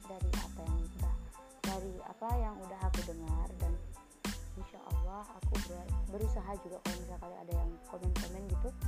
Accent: Aceh, Indonesia; accent: Aceh; karena aku tuh tinggalnya di Aceh uh, orang tua aku juga asli Aceh dua-duanya ayah aku Banda Aceh mama aku Biren

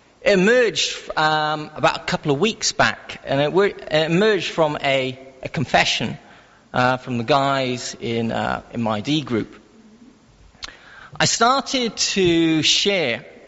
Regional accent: Wales, United Kingdom; I am Welsh

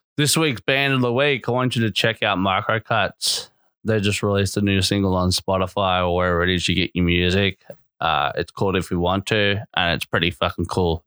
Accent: Australia; born or raised there; also born or lived in Melbourne

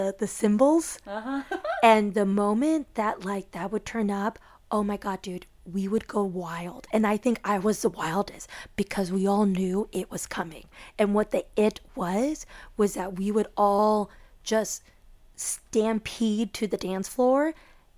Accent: Chicago, Illinois, United States; I grew up in Chicago with most of my dad's side of the family being closest to us

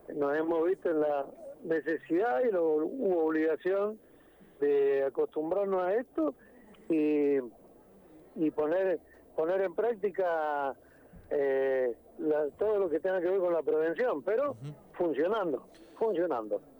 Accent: Argentina

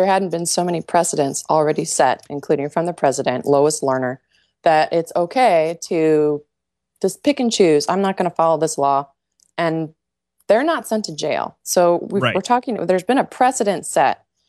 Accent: United Kingdom; Hey, I'm also British, too. I've got all the wars in my genes.

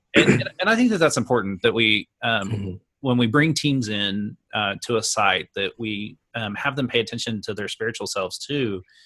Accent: Oklahoma, United States; I'm born and raised in Oklahoma and have ministered in Oklahoma all my career

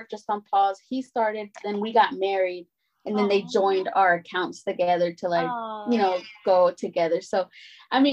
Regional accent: Dallas, Texas, United States; also born or lived in North India; I was born a Pleasant Grove

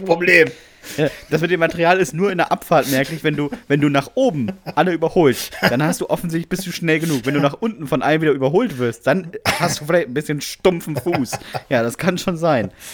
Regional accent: Bremen, Germany; Ich komme aus Bremen

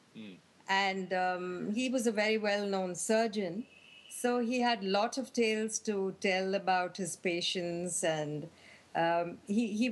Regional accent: India; back then, in India, growing up in India for a girl was not so easy

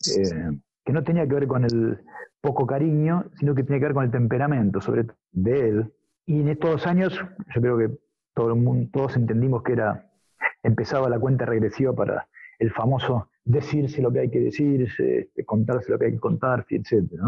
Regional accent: near Ramos Mejía, western Greater Buenos Aires, Argentina; en el oeste, en Ramos Mejía, cerca de donde yo soy

